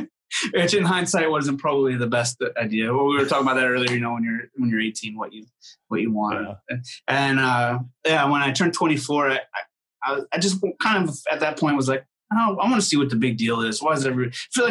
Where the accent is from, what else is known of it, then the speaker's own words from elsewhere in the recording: Syracuse, New York, United States; You know, I was growing up in Syracuse, like I got into straight edge hardcore bands and stuff